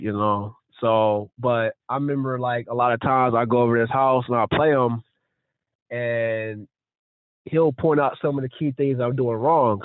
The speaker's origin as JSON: {"language": "English", "region": "North Carolina", "country": "United States", "tie": "born or raised there", "said": "I grew up in North Carolina"}